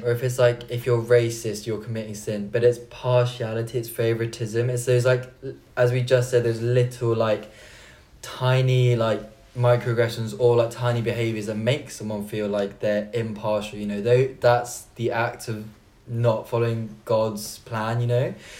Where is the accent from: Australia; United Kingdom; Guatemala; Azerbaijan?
United Kingdom; Bristol, South West England; born there; because I was born in Bristol and I was born here, my parents, they tried so hard, and I'm so thankful for the fact that they tried to keep up my like South Korean side, you know.